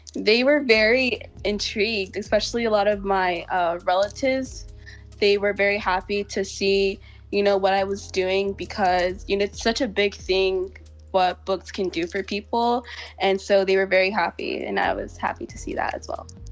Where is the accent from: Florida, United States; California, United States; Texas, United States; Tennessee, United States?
Texas, United States; Houston; I was born and raised in Houston, Texas.